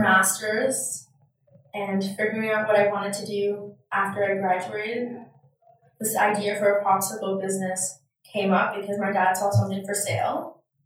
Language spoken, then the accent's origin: English; Toronto, Ontario, Canada; I grew up right here in Toronto